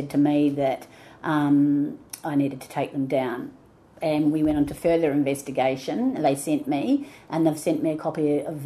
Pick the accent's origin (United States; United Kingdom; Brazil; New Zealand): New Zealand; now in Melbourne, Australia; I am originally from New Zealand, but I've been living in Australia and Melbourne particularly for 30 plus years.